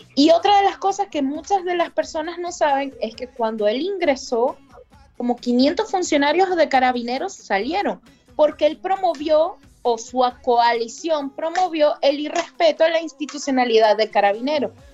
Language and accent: Spanish; Venezuela; moved away as an adult; now in Chile; como constitucionalista y como migrante venezolana